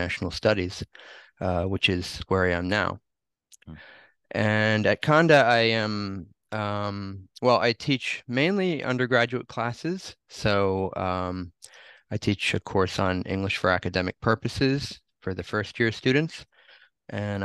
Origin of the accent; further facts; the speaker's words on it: New Jersey, United States; moved away as an adult; also born or lived in Honolulu, United States / Tokyo, Japan; now in Japan; I had gone back to my hometown in New Jersey